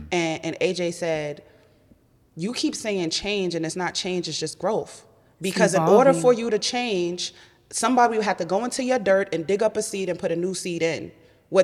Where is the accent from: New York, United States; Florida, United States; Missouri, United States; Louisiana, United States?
New York, United States; I'm a New Yorker. Like, who are you talking to?